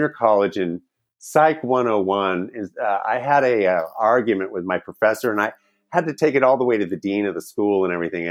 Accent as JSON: {"language": "English", "region": "California", "country": "United States", "tie": "born or raised there", "also_born_or_lived": "Wyoming", "lives_now": "Los Angeles, United States", "said": "we came out to California"}